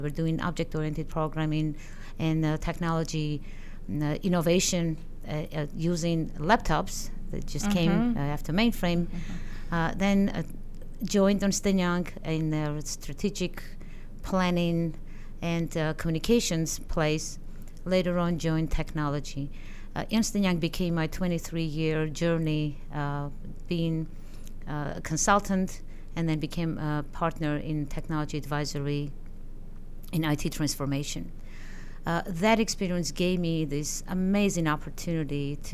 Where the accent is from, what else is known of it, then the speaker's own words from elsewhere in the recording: Armenia; moved away as an adult; now in United States; I am originally from Armenia. I had my education there as an economist, as a scientist